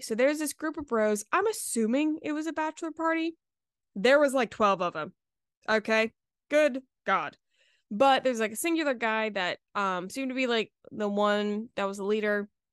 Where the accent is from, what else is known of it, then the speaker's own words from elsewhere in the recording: Charleston, South Carolina, United States; I'm from Charleston, so, like, it's very Southern hospitality